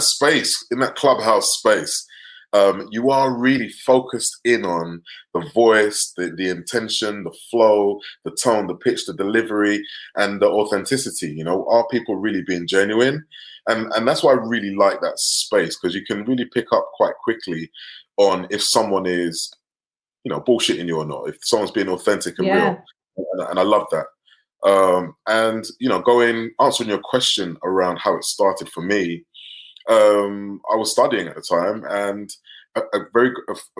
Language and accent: English; London, United Kingdom; I grew up in North London, working class family